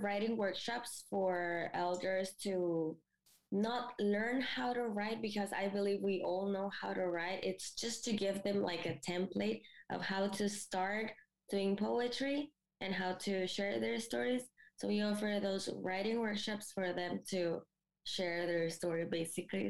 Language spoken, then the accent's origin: English; Mexico; first language Spanish; English is a second language; moved away as an adult; now in Canada; I am from Mexico. I just came to Canada three years ago.